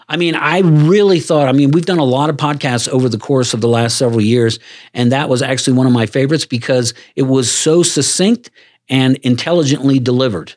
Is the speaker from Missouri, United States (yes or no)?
no; Washington, D.C. area, Maryland, United States; moved away; I'm from the Washington, D C area, Maryland, so I was raised in a completely different, uh, arena.